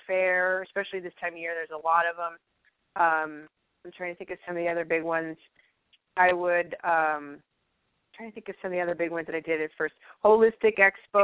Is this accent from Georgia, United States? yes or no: no; Chicago, Illinois, United States; moved away as an adult; also born or lived in Fargo, North Dakota; I moved from Chicagoland, which I'd been there for my whole life, you know, and moved there to Fargo